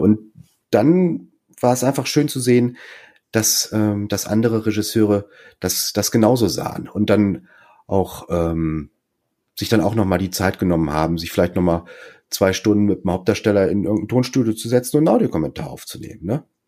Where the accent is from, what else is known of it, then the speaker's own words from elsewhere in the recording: Münster, North Rhine-Westphalia, Germany; moved away as an adult; also born or lived in Munich; ich bin zwar kein gebürtiger Westfale, aber bin halt hier in Münster aufgewachsen